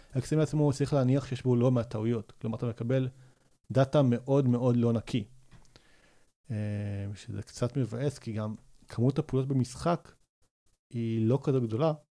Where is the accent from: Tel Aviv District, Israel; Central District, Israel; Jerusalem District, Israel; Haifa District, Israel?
Central District, Israel; Rosh HaAyin; גדלתי בראש העין